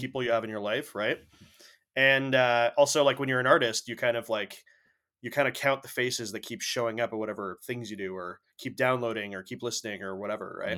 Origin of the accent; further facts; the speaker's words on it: Canada; we're Canadian